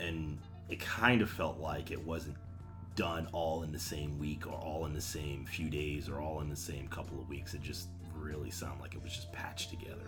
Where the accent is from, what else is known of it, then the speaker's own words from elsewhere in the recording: New York, United States; I'm from New York